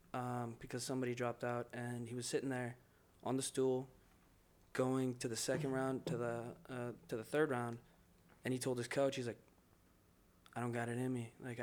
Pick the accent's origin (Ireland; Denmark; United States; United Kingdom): Ireland; Obviously, I'm an Irish boy.